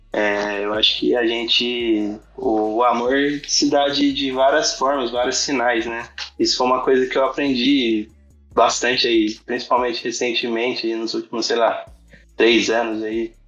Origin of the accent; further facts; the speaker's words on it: Guaratinguetá, São Paulo, Brazil; Sou de Guaratinguetá, interior de São Paulo